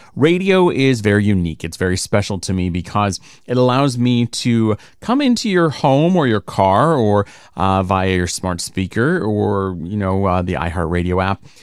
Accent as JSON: {"language": "English", "town": "Rancho Cucamonga", "region": "California", "country": "United States", "tie": "born or raised there", "also_born_or_lived": "Upland, California / Poway, California / Naples, Italy / Los Angeles", "said": "I was born and raised in the Inland Empire. I'm an I E year through and through, born at San Antonio Hospital in Upland, grew up my first twelve years of life in Rancho Cucamonga in Alta Loma"}